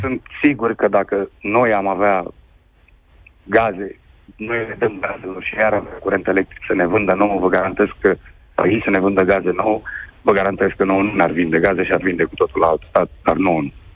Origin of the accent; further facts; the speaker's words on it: Romania; moved away as an adult; sunt român